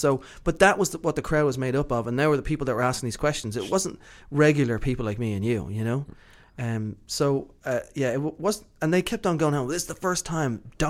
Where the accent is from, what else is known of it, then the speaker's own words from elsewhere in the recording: Ireland; I'm Irish.